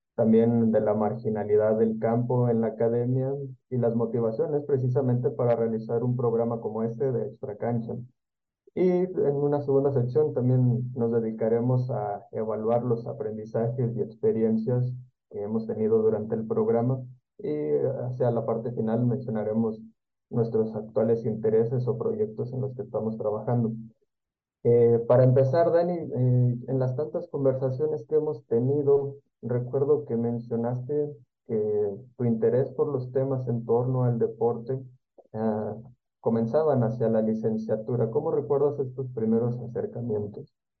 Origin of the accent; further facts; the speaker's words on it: Comarca Lagunera, Mexico; de donde yo soy, de la comarca lagunera